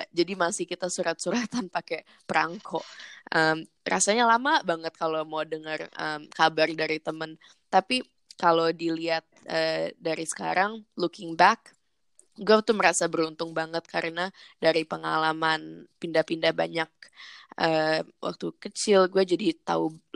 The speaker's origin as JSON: {"language": "Indonesian", "region": "New York", "country": "United States", "tie": "born there", "also_born_or_lived": "Jakarta / Canberra", "said": "baru gue dan adik gue yang dua lahir di New York juga dan setelah di New York um, kita empat tahun di sana kita balik ke Jakarta pulang ke Jakarta empat, empat tahun habis itu pindah ke Canberra di Australia."}